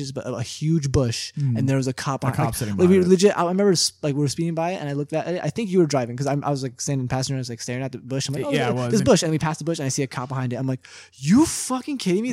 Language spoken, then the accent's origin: English; East Coast, United States; now in Humboldt County, United States; we're boys from the East Coast